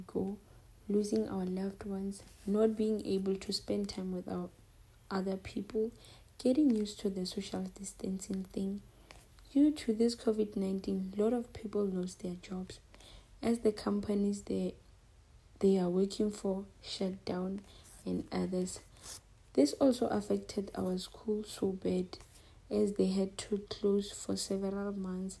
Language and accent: English; Limpopo, South Africa; I'm from Limpopo